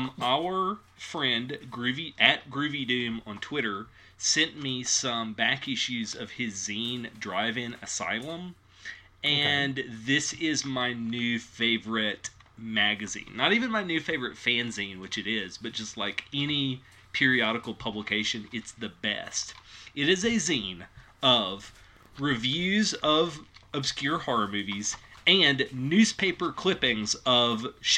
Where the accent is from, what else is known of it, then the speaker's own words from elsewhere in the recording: Tennessee, United States; so my hometown has, so Casey Jones, mm-hmm. the train conductor, not the Ninja Turtle character, is from my hometown.